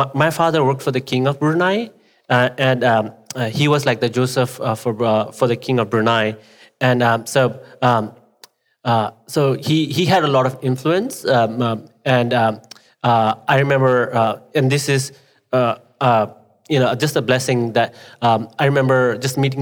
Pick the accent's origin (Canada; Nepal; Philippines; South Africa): Nepal; English is a second language; now in United States